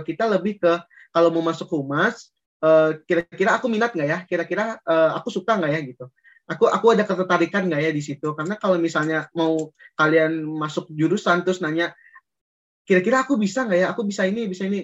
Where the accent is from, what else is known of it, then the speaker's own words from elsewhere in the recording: Padang, West Sumatra, Indonesia; moved away as an adult; aku berasal dari Padang, orang Minang tentunya